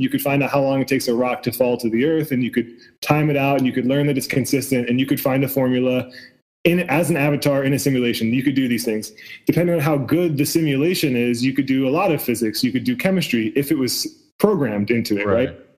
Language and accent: English; West Chester, Pennsylvania, United States; I grew up outside of Philadelphia